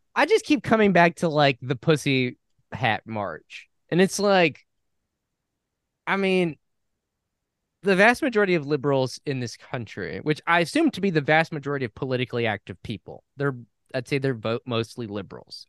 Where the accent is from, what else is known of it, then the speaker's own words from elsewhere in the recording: New Mexico, United States; I was from New Mexico